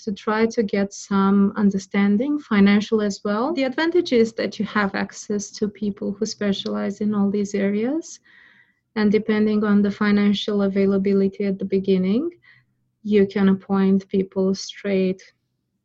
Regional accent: Romania; now in Australia; I don't have my parents here in Australia. I'm originally from Romania.

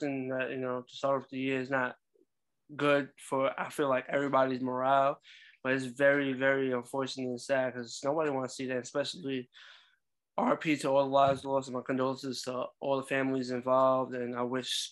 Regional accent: New York, United States; we're both from New York

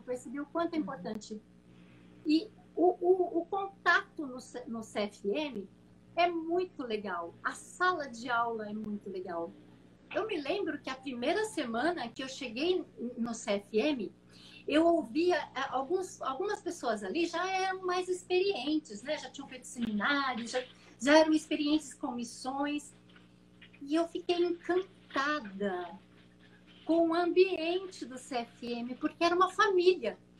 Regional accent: Brazil; also born or lived in Mozambique; eu nasci numa fazenda no interior de São Paulo, entre São Paulo e Minas Gerais, sul de Minas

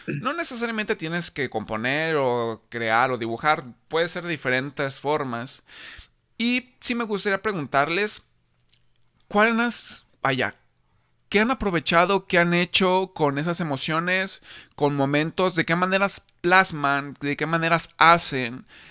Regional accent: Tepic, Nayarit, Mexico; nosotros somos de Tepic Nayarit.

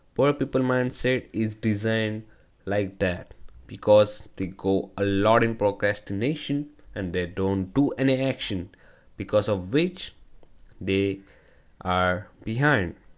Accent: India; from India

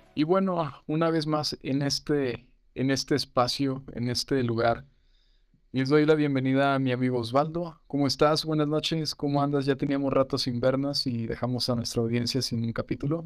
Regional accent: Mexico; nosotros como mexicanos

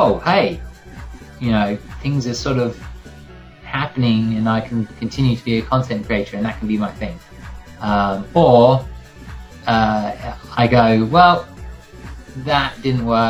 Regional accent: Worthing, South East England, United Kingdom; moved away as an adult; also born or lived in London; now in New York, United States; I'm not from London. I'm from the south coast, from a little town called Worthing

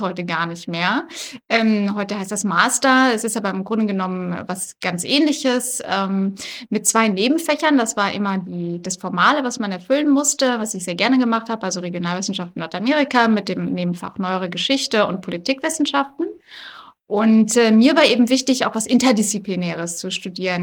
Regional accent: Black Forest, Baden-Württemberg, Germany; first language German; moved away as an adult; also born or lived in Bonn; now in Berlin, Germany; ich komme ursprünglich aus dem Schwarzwald. Äh, da bin ich zur Schule gegangen, aufgewachsen

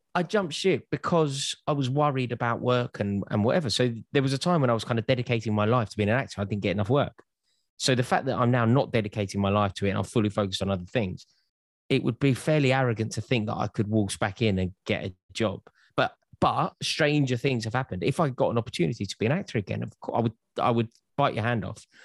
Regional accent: London, United Kingdom; I'm from North London

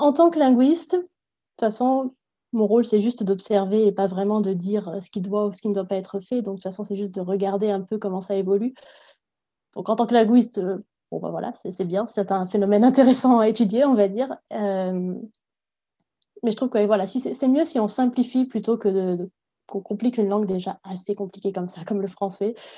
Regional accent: Agen, Nouvelle-Aquitaine, France; first language French; moved away as an adult; also born or lived in Bordeaux; now in Nottingham, United Kingdom; je viens du sud-ouest de la France, d'Agen. J'ai passé la plupart de mon enfance et adolescence à Agen

